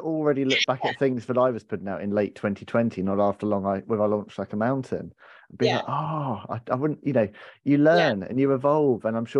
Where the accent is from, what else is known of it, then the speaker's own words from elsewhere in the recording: United Kingdom; We're British